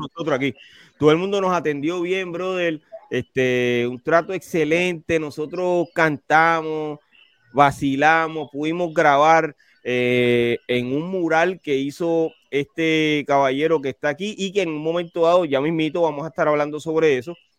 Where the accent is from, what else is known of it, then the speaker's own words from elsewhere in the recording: Carolina, Puerto Rico; soy de Carolina